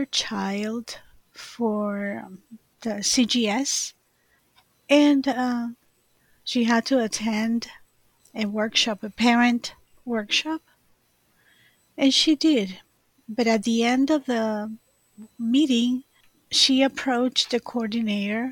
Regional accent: Puerto Rico; moved away as an adult; now in Gilbert, Arizona, United States; I am from Puerto Rico

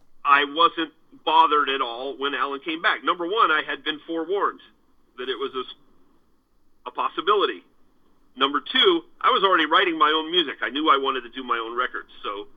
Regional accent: Florida, United States; also born or lived in Germany; And then, you know, we're all from Florida, but I was an Army brat, so I lived all over the world, including Germany for 6 years, you know, while I was coming up.

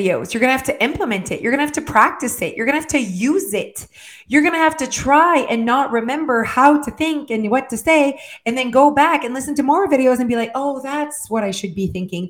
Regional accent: France; first language French; English is a second language; I am French, right? So my first language, my brain thinks en français

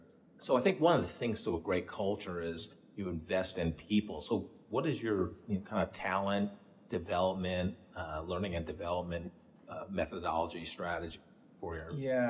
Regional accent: Peekskill, New York, United States; McKinley School, where I grew up in Peekskill, New York.

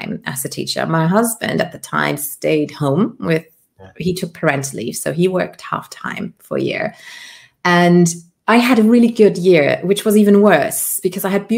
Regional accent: Luxembourg; accent: British; first language Luxembourgish; English is a second language; moved away; also born or lived in Colombia / United Kingdom; So I was raised in Luxembourg, Europe, which is a grand duchy.

